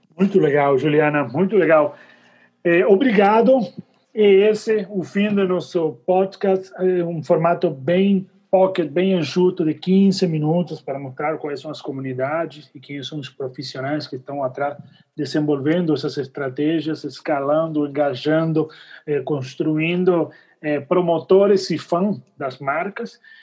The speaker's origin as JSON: {"language": "Portuguese", "country": "Argentina", "said": "Eu sou argentino"}